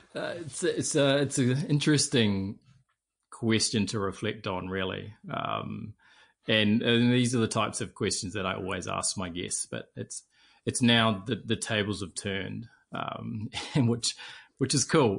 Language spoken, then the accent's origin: English; Auckland, New Zealand; I grew up in Mount Albert. I was a mags boy, uh, very local to the school